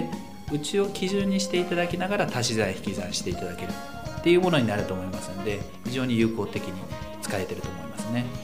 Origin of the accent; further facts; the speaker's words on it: Utsunomiya, Tochigi, Japan; also born or lived in Tokyo; 地元が大好きであったり、えー、まあ、この宇都宮という町